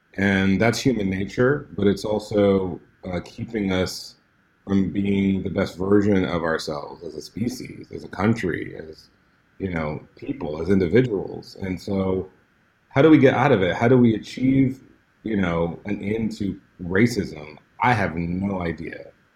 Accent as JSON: {"language": "English", "town": "Houston", "region": "Texas", "country": "United States", "tie": "born or raised there", "said": "I grew up in Houston, Texas"}